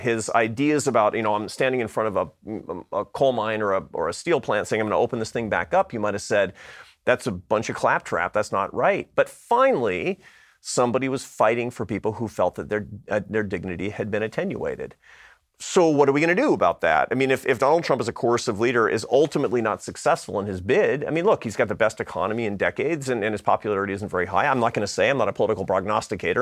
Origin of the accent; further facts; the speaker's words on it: Seattle, Washington, United States; moved away; I come from Seattle, Washington